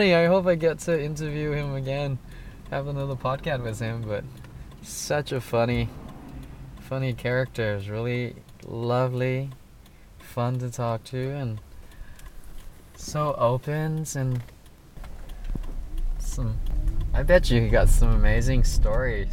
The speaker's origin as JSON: {"language": "English", "country": "Vietnam", "moved": "yes", "said": "I'm from Vietnam"}